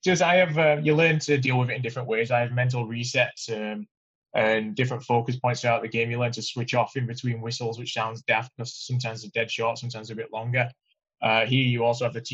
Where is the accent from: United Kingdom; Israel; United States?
United Kingdom; I'm a Brit